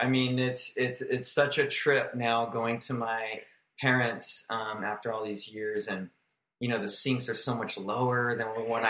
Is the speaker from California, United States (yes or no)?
yes; Grand Terrace, California, United States; also born or lived in Long Beach, California; I was born in Long Beach. Oh, okay. And My parents moved to a city called Grand Terrace, which was pretty much just all orange groves, and it just it connected with Riverside, California.